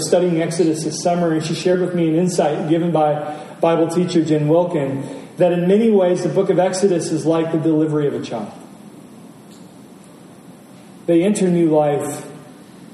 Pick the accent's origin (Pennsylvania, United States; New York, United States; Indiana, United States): Indiana, United States; rural; I grew up in Indiana, rural Indiana, in what was called Tornado Alley.